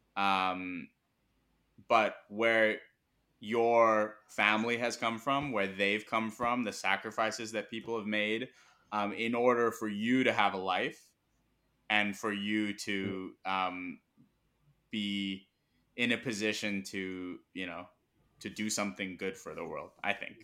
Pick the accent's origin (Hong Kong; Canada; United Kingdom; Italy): Hong Kong; first language Mandarin; English is a second language; also born or lived in Pittsburgh, United States / Irvine, California, United States / Hyderabad, India; now in New York, United States; I was born in the U S, grew up in Hong Kong, and I'm Indian